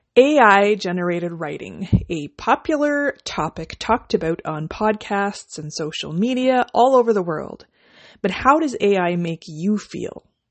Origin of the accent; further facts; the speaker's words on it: Canada; I'm a Canadian indie author